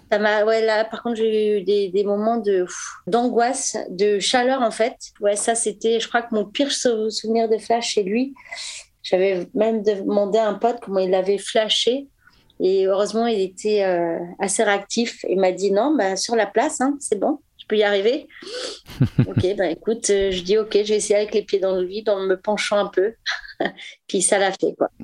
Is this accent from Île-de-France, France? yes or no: yes; Paris, Île-de-France, France; je suis parisienne